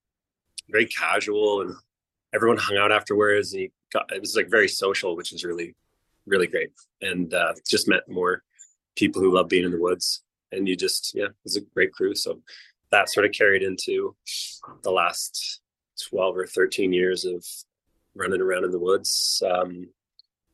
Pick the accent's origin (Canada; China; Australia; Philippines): Canada; Salt Spring Island, British Columbia; I grew up on Salt Spring Island